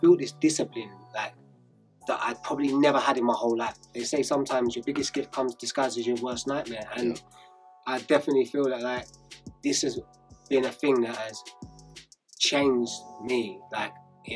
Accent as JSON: {"language": "English", "town": "Enfield", "region": "London", "country": "United Kingdom", "tie": "born or raised there", "also_born_or_lived": "Edmonton, London", "said": "I was born in Edmonton. I grew up in Enfield."}